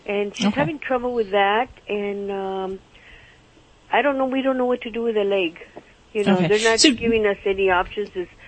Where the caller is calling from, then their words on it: Pico Rivera, California, United States; I'm calling from Los Angeles, Pico Rivera.